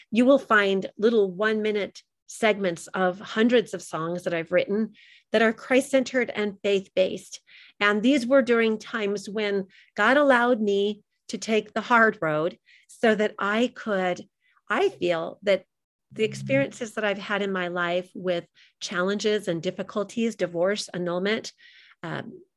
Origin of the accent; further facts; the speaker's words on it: California, United States; also born or lived in Long Beach, United States; But when I was a little girl, I grew up in California, all over the place, because my father was in the military. And while we lived in Long Beach, California